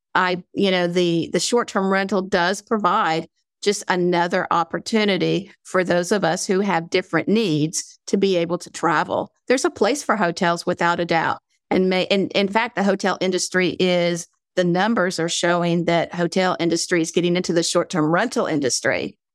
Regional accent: North Carolina, United States; accent: southern drawl; I'm from North Carolina, so sometimes I have a draw. I try not to have a southern draw

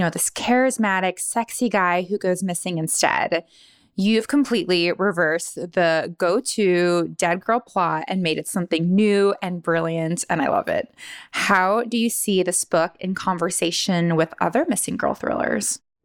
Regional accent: Honolulu, Hawaii, United States; now in San Francisco, United States; I am originally from Honolulu, but now I live in San Francisco.

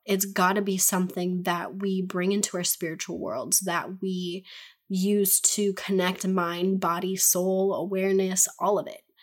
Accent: United States; I'm an American. I'm speaking from America

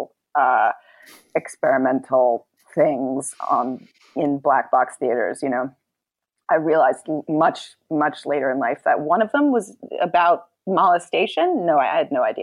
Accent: New York City, New York, United States; growing up in New York City

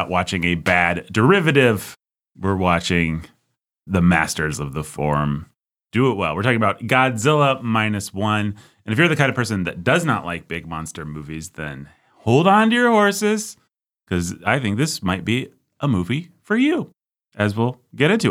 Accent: United States; I, as an American citizen

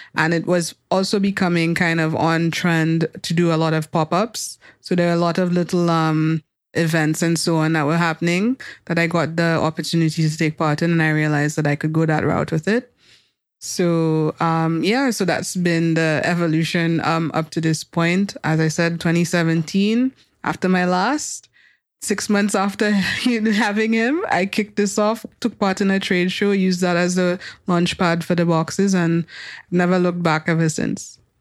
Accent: Soufrière, St. Lucia; growing up in Sufre

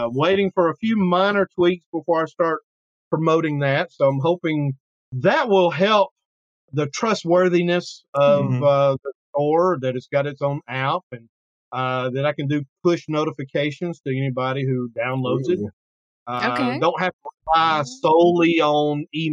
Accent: Killen, Alabama, United States; my hometown, which is in Killen, just outside of Florence

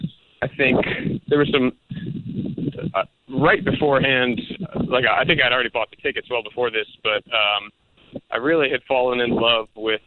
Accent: Northern Virginia, United States; also born or lived in Harrisonburg, Virginia; I grew up in Northern Virginia, right outside of D.C.

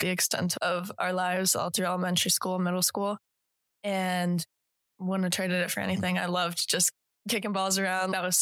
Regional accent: Colorado, United States; moved away as an adult; also born or lived in Iowa / San Diego; now in Alabama, United States; came back to Colorado, where my mom is now practicing. My dad is a teacher, and I have been in Colorado since I was in first

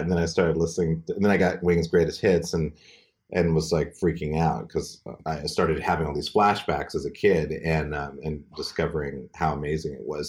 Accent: Montana, United States; moved away; my hometown, Montana

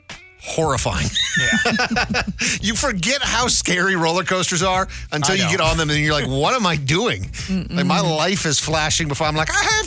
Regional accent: Midwest, United States; So when you're a relatively poor kid growing up in the Midwest

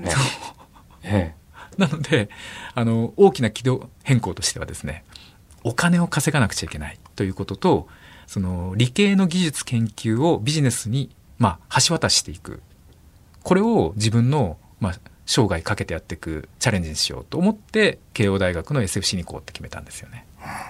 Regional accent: Tokyo, Japan; 僕、ちょっとマニアックな生まれで、六本木なんですよ。東京都港区六本木。あら。の生まれ育ちなんです

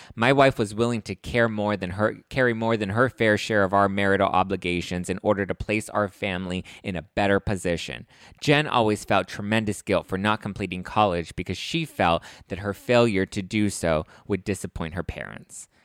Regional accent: Los Angeles, California, United States; I grew up in East L A. I grew up in the, in the dirty streets of Los Angeles.

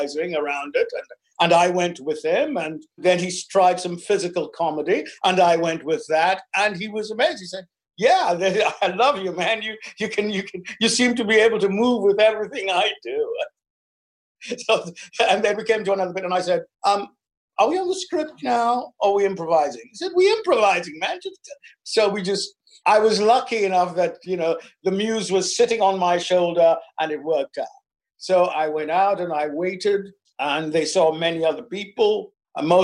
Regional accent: London, United Kingdom; I'm from London.

